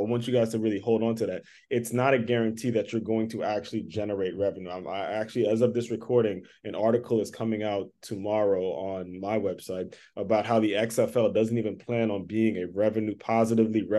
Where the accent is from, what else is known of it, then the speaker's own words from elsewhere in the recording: Maryland, United States; I'm from Maryland. It's hard for me to say anything bad about anyone from Maryland